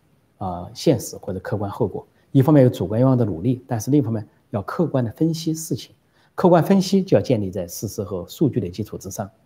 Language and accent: Chinese; Guangdong, China; now in Taiwan; 我海广东的，我海台湾，就是我在我是广东人，我在台湾。